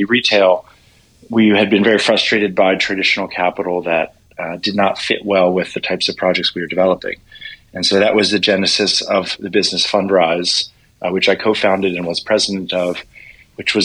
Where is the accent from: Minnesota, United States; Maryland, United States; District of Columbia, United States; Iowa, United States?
District of Columbia, United States; Washington; I grew up in Washington, D.C. in a commercial real estate family